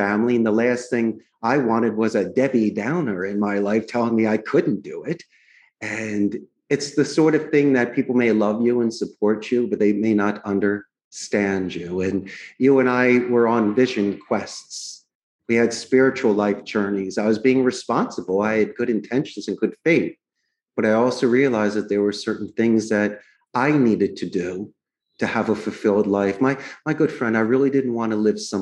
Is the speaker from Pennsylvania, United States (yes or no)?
yes; Philadelphia, Pennsylvania, United States; moved away as an adult; now in Costa Rica; I grew up in Northeast Philadelphia.